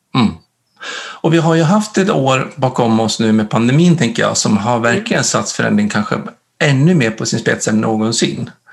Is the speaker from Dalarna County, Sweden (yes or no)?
yes; Dalarna County, Sweden; jag kommer ju från Dalarna